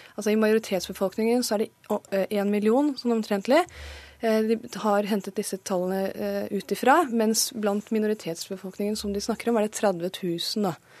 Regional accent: Pakistan; now in Norway; jeg er født i Pakistan

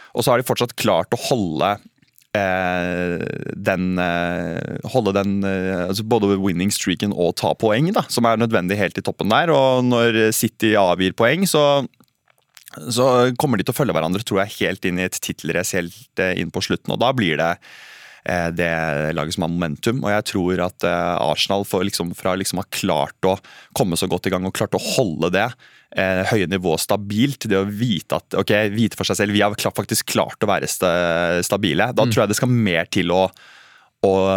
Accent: Sandefjord, Vestfold, Norway; Jeg er fra Sandefjord, jeg er glad i Sandefjord.

